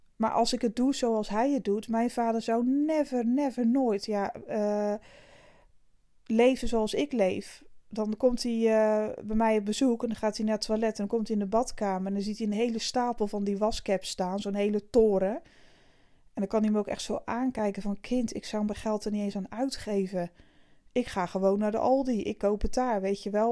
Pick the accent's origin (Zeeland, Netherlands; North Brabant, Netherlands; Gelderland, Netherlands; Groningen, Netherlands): Zeeland, Netherlands; Ik kom uit Zeeland, ik ben hier regelmatig bij mijn vriend